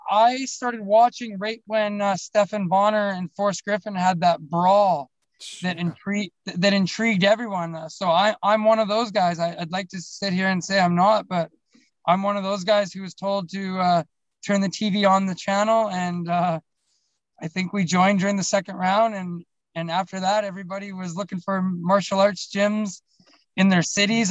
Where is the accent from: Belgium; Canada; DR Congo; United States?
Canada; Alberta; I'm from Alberta. I don't know if you know Canada too well, but we, are the we're the Texas of uh, of Canada